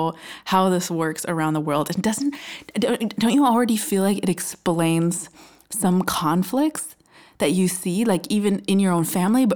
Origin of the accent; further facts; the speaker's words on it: Minnesota, United States; I'm from the US, I'm from Minnesota, and I grew up mostly in a small town quite close to Canada